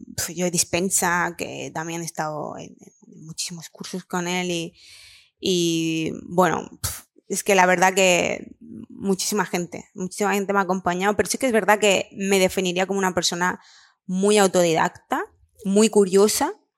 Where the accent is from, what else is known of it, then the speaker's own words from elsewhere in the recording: Lanjarón, Andalusia, Spain; moved away as an adult; also born or lived in Barcelona; yo soy de Granada, de un pueblo pequeñito, eh, Lanjarón